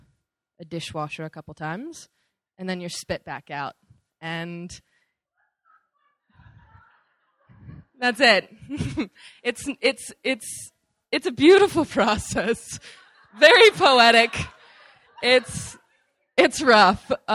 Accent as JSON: {"language": "English", "region": "California", "country": "United States", "moved": "yes", "said": "I'm from California"}